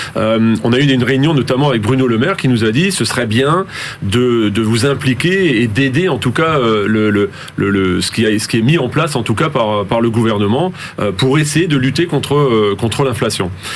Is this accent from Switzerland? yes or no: no; Alsace, Grand Est, France; moi-même je suis alsacien et je le revendique, euh, mais je suis français avant tout